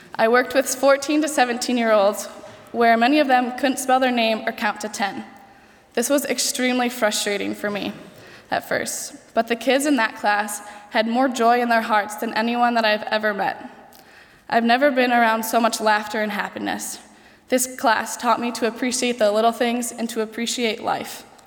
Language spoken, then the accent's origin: English; United States; I'm from the United States